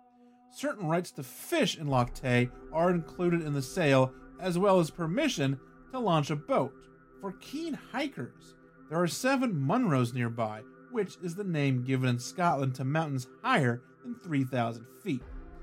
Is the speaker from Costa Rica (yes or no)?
no; Australia; I am Australian.